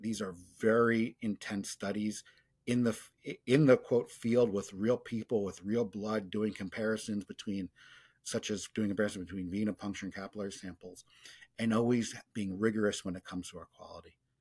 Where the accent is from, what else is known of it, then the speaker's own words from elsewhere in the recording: New York, United States; growing up in New York in the late eighties, early nineties